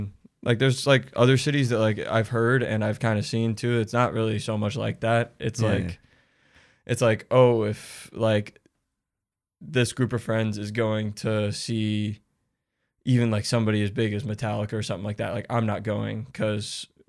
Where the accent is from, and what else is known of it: Atlanta area, Georgia, United States